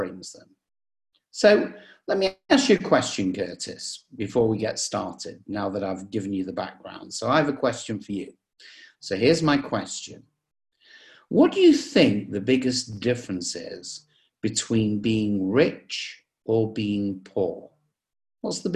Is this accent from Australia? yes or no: no; England, United Kingdom; moved away as an adult; now in United States; you can probably tell from the accent, I come from England, but I've lived in the US for the last 25 years